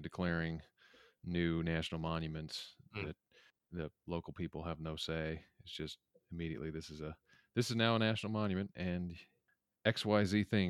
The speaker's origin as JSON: {"language": "English", "region": "the West", "country": "United States", "said": "because I'm from the West and most of the land out here is public land."}